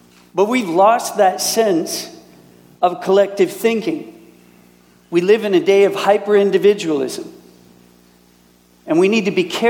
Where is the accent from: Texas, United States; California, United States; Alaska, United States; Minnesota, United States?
Minnesota, United States; moved away as an adult; also born or lived in Wisconsin / Canada; now in Germany; And I was raised in Minnesota. So that's where I'm from